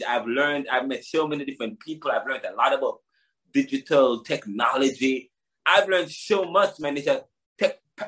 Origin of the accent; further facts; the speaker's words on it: Jamaica; I'm from Jamaica